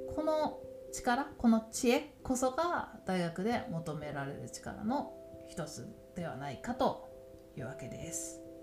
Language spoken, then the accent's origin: Japanese; Tokyo, Japan; ずっと東京で育って